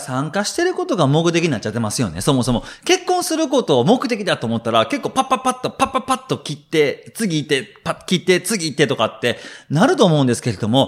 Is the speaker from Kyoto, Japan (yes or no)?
no; Shiga, Japan; 自分の実家滋賀県なんですけれども